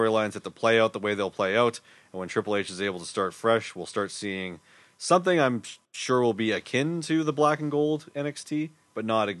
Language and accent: English; Winnipeg, Manitoba, Canada; And we're from Winnipeg, you idiot